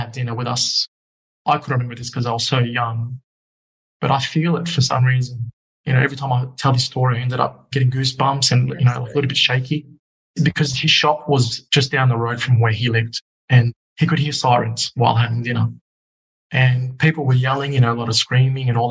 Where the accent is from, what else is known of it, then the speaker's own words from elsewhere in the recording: Australia; also born or lived in Egypt; I was 2 when I landed in Australia. By 5, I was an Aussie kid.